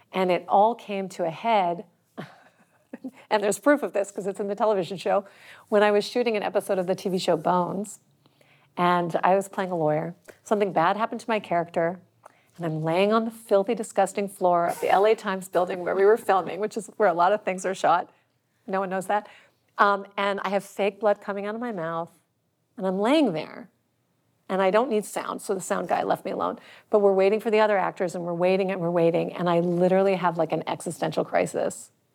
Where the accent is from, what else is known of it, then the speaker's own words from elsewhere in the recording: Washington, District of Columbia, United States; moved away; also born or lived in Chicago; I grew up in Washington, D C